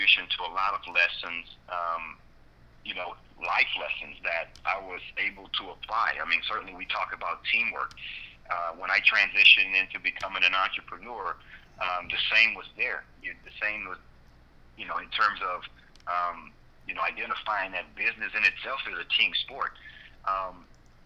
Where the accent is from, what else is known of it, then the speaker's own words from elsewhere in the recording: Port Arthur, Texas, United States; growing up in Port Arthur, where I was surrounded by drug abuse, addictions, violence, economic ruins